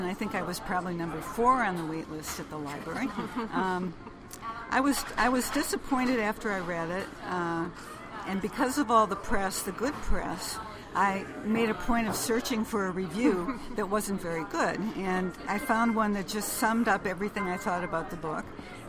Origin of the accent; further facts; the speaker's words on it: Madison, Wisconsin, United States; I am also from the Midwest, Madison, Wisconsin. I was in school in the 60s.